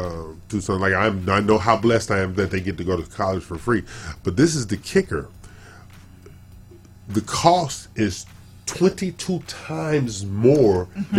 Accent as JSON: {"language": "English", "town": "Los Angeles", "region": "California", "country": "United States", "tie": "born or raised there", "moved": "yes", "lives_now": "Houston, United States", "said": "I'm born and raised in Los Angeles"}